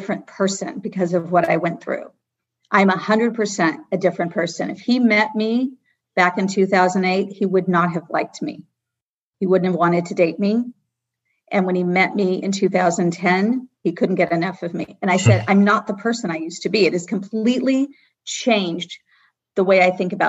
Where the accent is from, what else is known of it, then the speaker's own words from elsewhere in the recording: Los Angeles, California, United States; I grew up comfortably in Brentwood, and we had a vacation house in Malibu